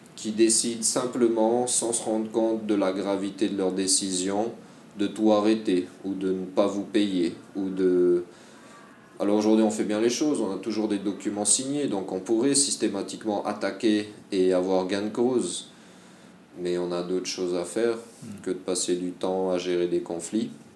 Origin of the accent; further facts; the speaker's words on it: French Polynesia; also born or lived in France / Malaysia; j'ai été formé en Polynésie, Puis j'ai grandi en Polynésie